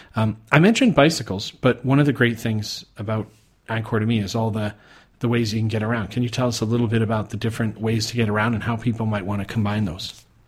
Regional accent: Calgary, Alberta, Canada; moved away as an adult; now in Thailand; I'm originally from Calgary, Canada

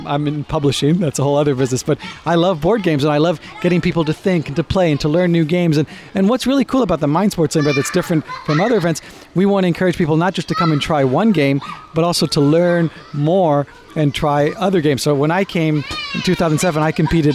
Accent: United States; accent: American; also born or lived in Israel; now in United Kingdom; Way before I moved here, as you can tell by my accent, I'm American, Israeli-American.

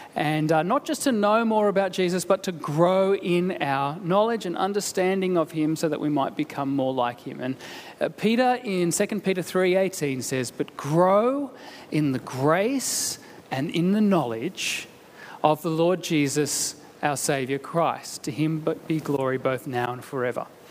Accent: Canberra, Australian Capital Territory, Australia; moved away; having come from Canberra

